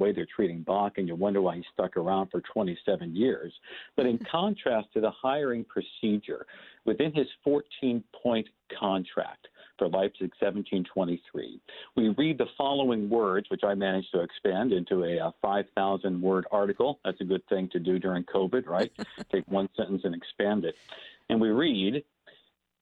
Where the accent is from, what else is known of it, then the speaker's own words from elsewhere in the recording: Fort Wayne, Indiana, United States; where I grew up in Fort Wayne, Indiana